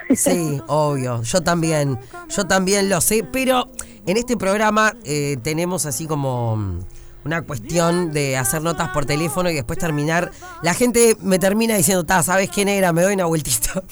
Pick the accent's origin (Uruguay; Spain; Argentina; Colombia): Uruguay; nosotros como uruguayos